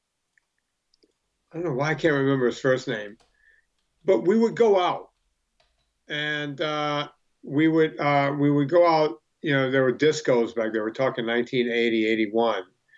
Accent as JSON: {"language": "English", "region": "the South", "country": "United States", "tie": "born or raised there", "said": "We grew up in the South and there was a lot of black kids"}